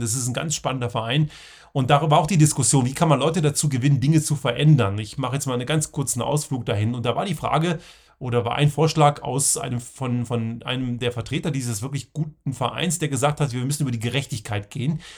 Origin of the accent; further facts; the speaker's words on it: southern Lower Saxony, Germany; Ich bin ja in Deutschland zur Schule gegangen, in Südniedersachsen